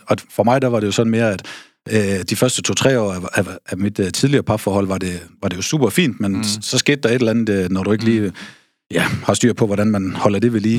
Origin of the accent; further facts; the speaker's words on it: Aarhus, Central Denmark Region, Denmark; moved away; also born or lived in North Jutland; Født og opvokset i Aarhus